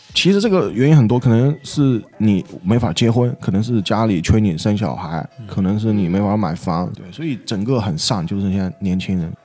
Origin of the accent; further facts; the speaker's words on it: Yunnan, China; accent: Taiwanese-sounding (Yunnan accent); 但我是云南的